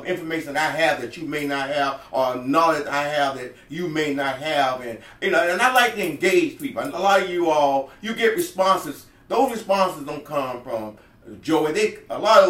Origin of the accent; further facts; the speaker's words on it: Homestead, Florida, United States; I grew up here in Homestead, Florida City